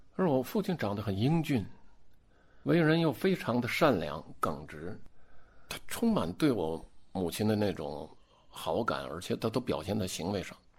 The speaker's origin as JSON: {"language": "Chinese", "town": "Harbin", "region": "Heilongjiang", "country": "China", "said": "我们哈尔滨人都吃这个"}